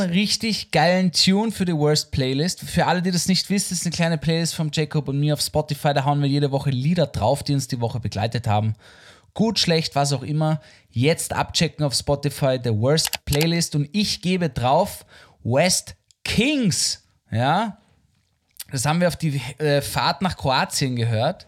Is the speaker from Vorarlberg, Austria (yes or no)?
no; Vienna, Austria; Ich bin am Naschmarkt und auf der Marihilferstraße aufgewachsen